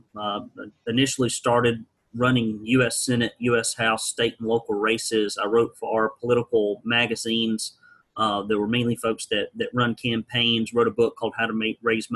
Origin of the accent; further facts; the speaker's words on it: Arab, Alabama, United States; I grew up in Arab, Alabama